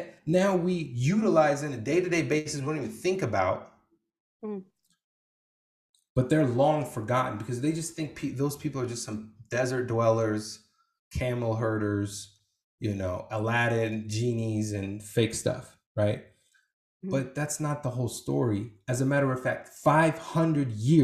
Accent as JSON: {"language": "English", "country": "Iraq", "moved": "yes", "said": "I can't say I'm from Iraq."}